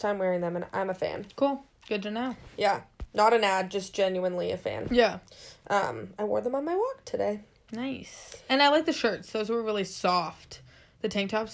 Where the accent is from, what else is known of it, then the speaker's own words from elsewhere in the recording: Seattle, Washington, United States; now in San Francisco, United States; we're from Seattle, we know what rain looks like